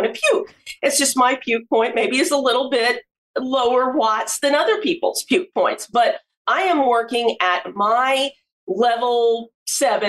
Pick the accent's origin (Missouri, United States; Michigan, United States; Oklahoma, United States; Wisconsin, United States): Oklahoma, United States; Norman; moved away as an adult; now in Philadelphia, United States; I was born in Norman, Oklahoma, boomer sooner